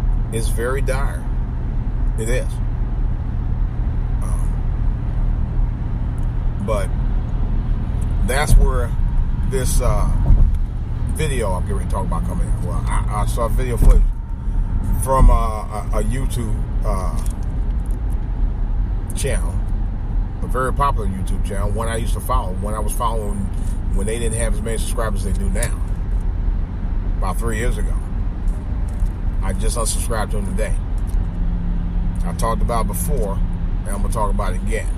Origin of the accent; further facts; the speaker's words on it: Cleveland, Ohio, United States; It's really my second hometown, but it's as much my hometown as the entire city of Cleveland itself. East Cleveland